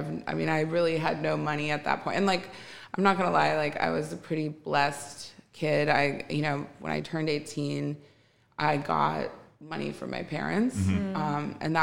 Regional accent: Wisconsin, United States; moved away as an adult; now in Los Angeles, United States; I grew up in Wisconsin in a really small town, like grew up on a lake

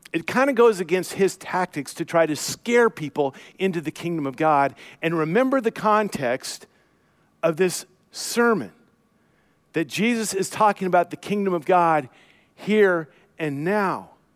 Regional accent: United States; I grew up in the Portland, Vancouver area

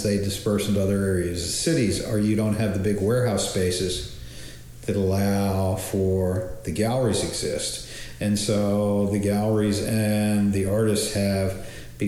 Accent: Philadelphia, Pennsylvania, United States; moved away as an adult; also born or lived in Los Angeles; now in Portland, United States; I grew up in Philadelphia

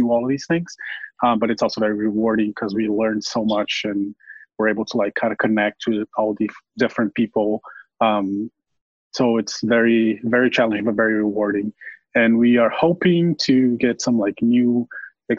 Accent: Brazil; moved away as an adult; now in Milwaukee, United States; I'm originally from Brazil, but I am now here in Colco, Wisconsin, in Milwaukee, doing my PhD at the Medical College of Wisconsin

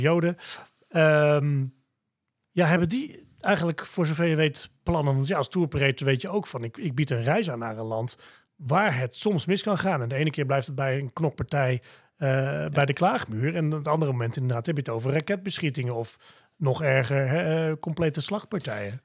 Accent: Netherlands; als Nederlander

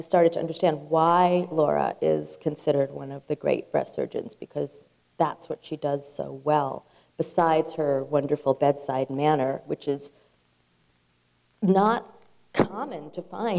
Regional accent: Berkeley, California, United States; I grew up in Berkeley

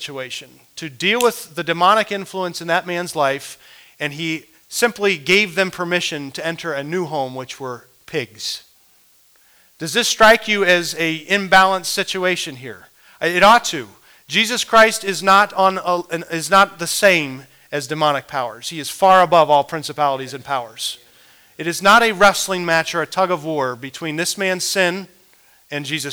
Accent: Midwest, United States; as a young man growing up in the Midwest

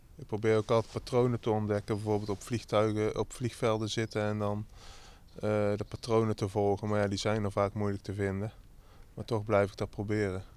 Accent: North Brabant, Netherlands; accent: Brabantse tongval; also born or lived in Rotterdam; now in Groede, Netherlands; ik heb daar 17 jaar uh, ben ik daar opgegroeid en mijn familie woont er nog

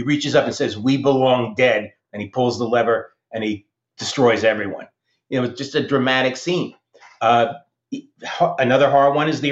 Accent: New Jersey, United States; I grew up in New Jersey next to the USS Ling, which was a World War II submarine in the Hackensack River.

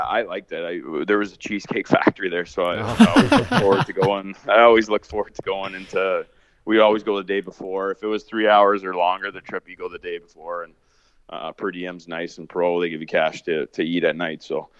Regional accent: Canada; Obviously, I'm North American. I'm Canadian. Lived in this society my whole life, but over there is just like a calmness to the air.

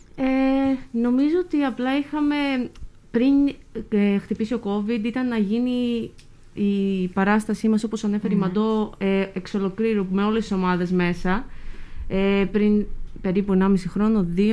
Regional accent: Thessaloniki, Central Macedonia, Greece; moved away as an adult; now in Lemnos, Greece; Είμαι από τη Θεσσαλονίκη.

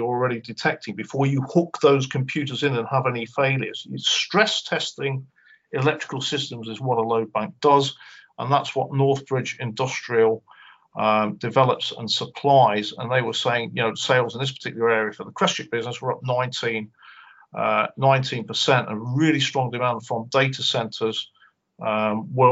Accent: just south of Glasgow, Scotland, United Kingdom; moved away; also born or lived in Cheshire; I was born in Cheshire and I was brought up just south of Glasgow

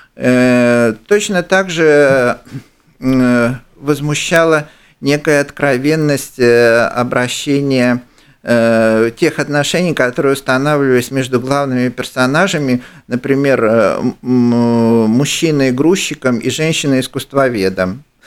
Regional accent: Ukraine; я, украинец

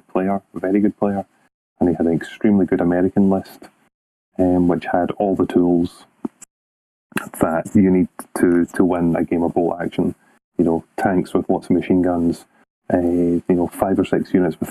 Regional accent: Scotland, United Kingdom; I'm the Scottish captain.

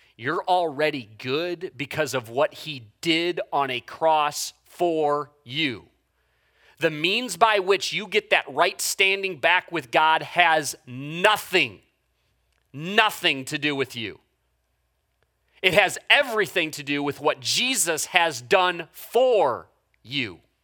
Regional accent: United States; an American human being

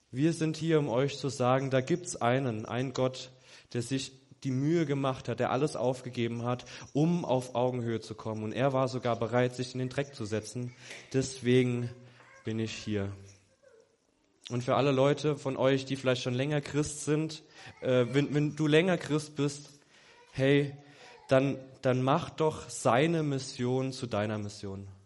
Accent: Germany; mittendrin ich als Weißer, alles Schwarze, ich als Weißer, ich als Deutscher.

